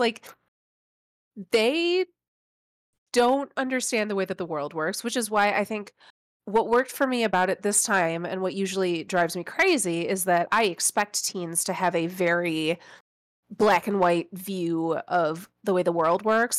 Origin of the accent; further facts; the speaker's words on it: Midwest, United States; I, I grew up in the Midwest